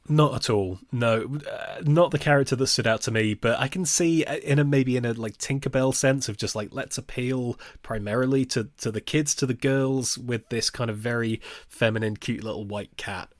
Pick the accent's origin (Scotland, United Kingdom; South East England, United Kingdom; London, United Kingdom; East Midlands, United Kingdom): East Midlands, United Kingdom; Nottingham; my hometown, Nottingham